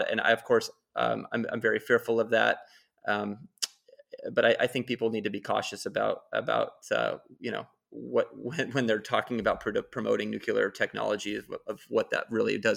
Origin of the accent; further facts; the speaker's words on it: California, United States; Well, and look at in my home state now, uh, Diablo is up and running and it's going to be extended.